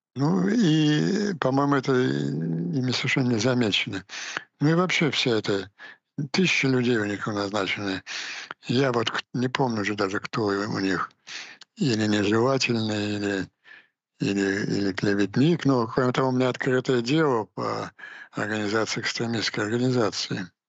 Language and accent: Russian; Ukraine; просто как украинец